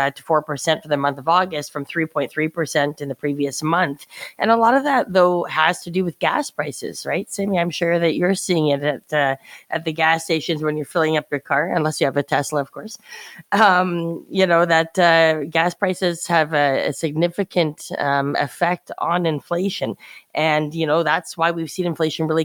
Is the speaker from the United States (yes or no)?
no; Canada; as a Canadian